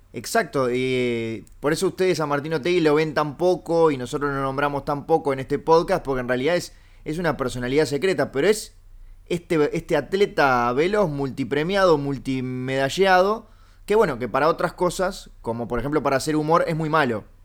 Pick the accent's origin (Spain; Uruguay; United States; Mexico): Uruguay; soy uruguayo